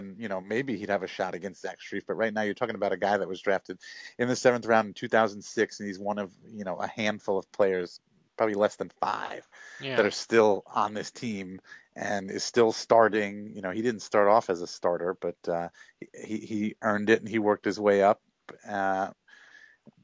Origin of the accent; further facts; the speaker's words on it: Hempstead, New York, United States; Hofstra, which is in my hometown